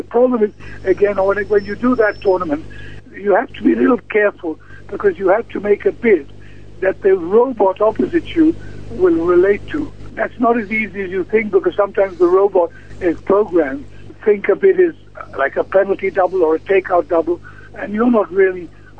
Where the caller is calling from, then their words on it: London, United Kingdom; Actually, I'm calling from a long way away. I'm calling from London.